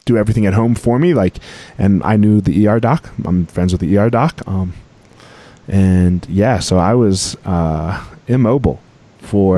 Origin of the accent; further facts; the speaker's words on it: Colorado, United States; my home state of Colorado